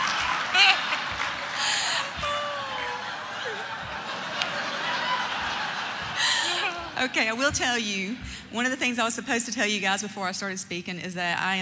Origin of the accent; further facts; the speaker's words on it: Alabama, United States; I'm from Alabama